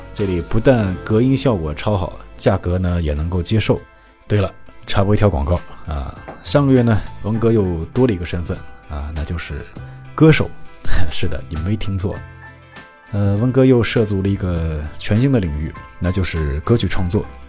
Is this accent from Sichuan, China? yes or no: no; Inner Mongolia, China; moved away as an adult; now in Japan; 我是中国人，我是内蒙人。嗯，虽然我是汉族啊，但是在内蒙古生活了将近二